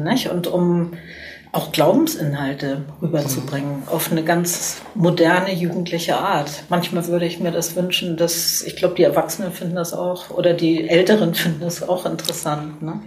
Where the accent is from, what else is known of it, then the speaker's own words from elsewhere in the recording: Cologne, North Rhine-Westphalia, Germany; ich bin natürlich stolz als Kölnerin